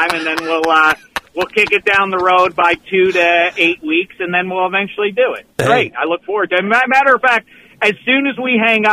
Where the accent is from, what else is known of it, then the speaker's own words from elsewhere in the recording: Pittsburgh, Pennsylvania, United States; I'm from Pittsburgh.